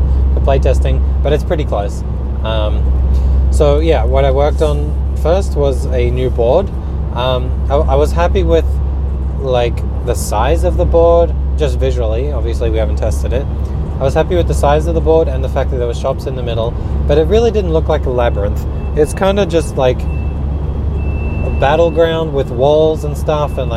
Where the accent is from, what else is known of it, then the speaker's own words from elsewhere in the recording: Australia; accent: Australian; moved away as an adult; also born or lived in Sweden; now in Oskarshamn, Sweden; You can probably tell from my accent that I'm Australian, but I'm living in Sweden for the past 3 years